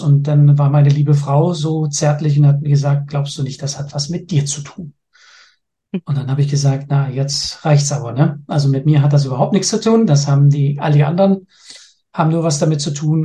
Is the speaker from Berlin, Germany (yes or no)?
yes; Berlin, Germany; moved away as an adult; now in Denmark; Ich bin gebürtiger Berliner, lebe aber schon seit über 27 Jahren jetzt in Dänemark